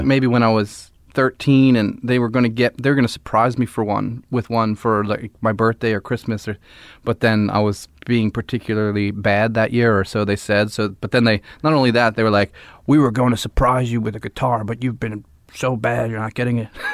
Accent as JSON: {"language": "English", "town": "Philadelphia", "region": "Pennsylvania", "country": "United States", "said": "I'm from Philly and I live there still"}